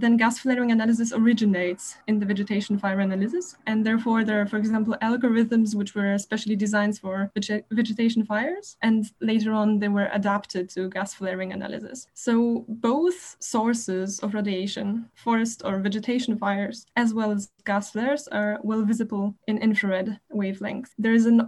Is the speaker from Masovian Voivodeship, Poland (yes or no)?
yes; Warsaw, Masovian Voivodeship, Poland; moved away as an adult; now in Berlin, Germany; I come from Warsaw, Poland, where I was born and studied